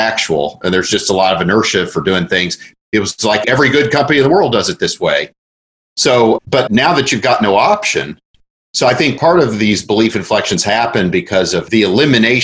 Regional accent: Oklahoma, United States; I was about 5 years old, and I grew up in Oklahoma

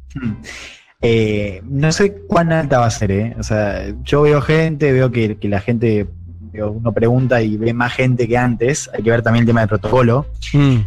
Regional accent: Argentina; soy periodista argentina

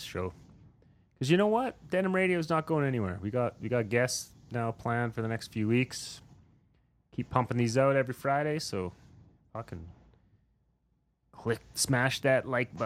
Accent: rural Saskatchewan, Canada; I grew up in rural Saskatchewan

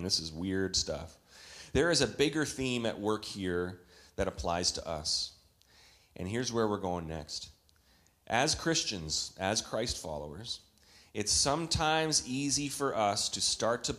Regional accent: Canada; When I was a boy growing up in Canada

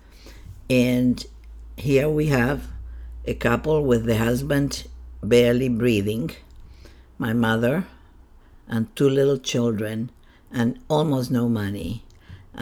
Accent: Chiloé, Los Lagos, Chile; moved away; I was born in Chile, in the southern part of Chile, in an island. The island is called Chiloé

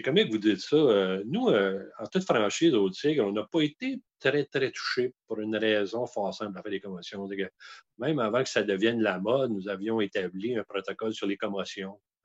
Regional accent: Outaouais, Quebec, Canada; chez nous en Outaouais

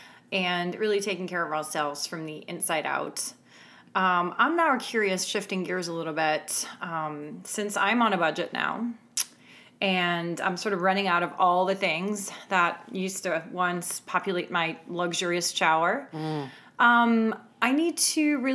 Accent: Canada; I'm Canadian

